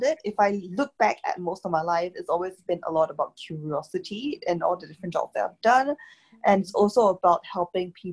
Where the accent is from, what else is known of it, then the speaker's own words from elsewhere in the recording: Singapore; moved away as an adult; also born or lived in Cambridge; I come from Singapore and it's very small, it's very fast